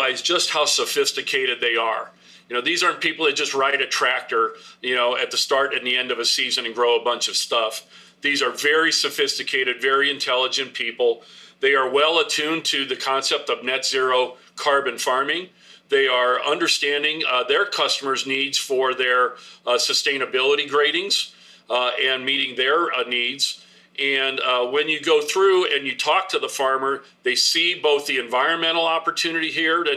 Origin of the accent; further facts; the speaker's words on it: northern Indiana, United States; my hometown area in northern Indiana